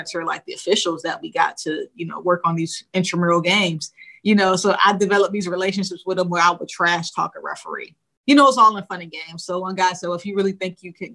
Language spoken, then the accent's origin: English; Rochester, New York, United States; So I'm West Side till I die for, you know, for Rochester. But, you know, that's where I grew up